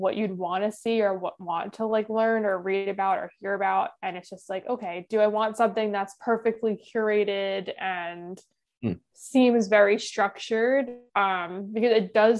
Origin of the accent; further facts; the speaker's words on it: New York, United States; being a New Yorker